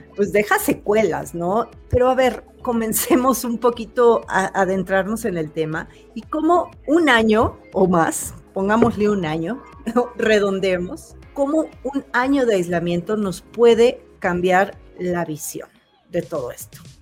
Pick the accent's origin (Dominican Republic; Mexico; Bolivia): Mexico; como mexicanos